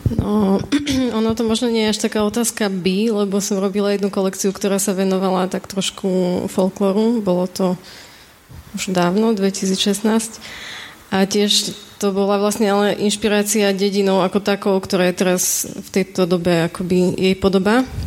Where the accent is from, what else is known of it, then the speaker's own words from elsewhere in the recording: Kežmarok, Prešov Region, Slovakia; ja som z Kešmerku